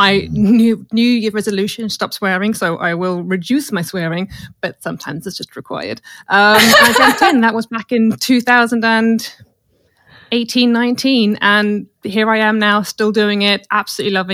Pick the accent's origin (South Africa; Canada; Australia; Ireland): South Africa; now in United Kingdom; as I was a military child growing up in South Africa